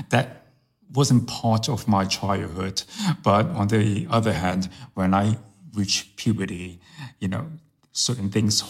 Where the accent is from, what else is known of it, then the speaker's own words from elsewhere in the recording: New York, United States; first language Chinese; English is a second language; also born or lived in Hong Kong; I was born in Hong Kong, but I was brought up in New York.